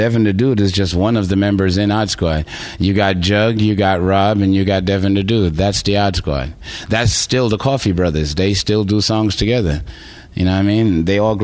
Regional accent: New York City, New York, United States; moved away; also born or lived in Houston, Texas; like I did in Brooklyn

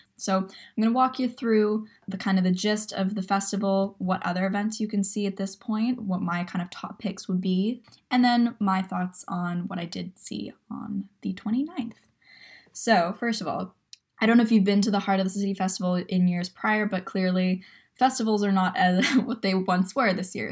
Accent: Vancouver, British Columbia, Canada; I'm from Vancouver

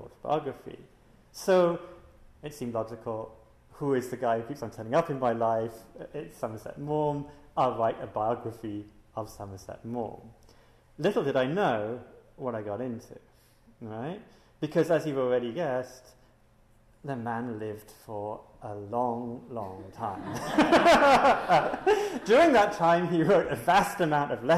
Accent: Singapore; I'm from Singapore

